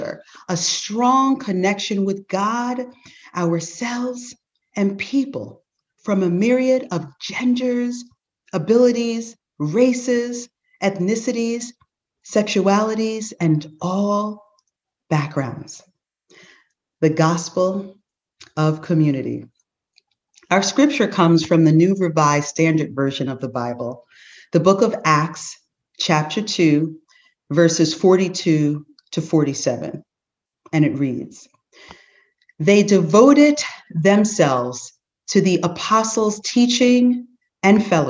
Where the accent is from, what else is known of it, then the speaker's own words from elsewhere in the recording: Teaneck, New Jersey, United States; the unique experiences we had growing up in Teaneck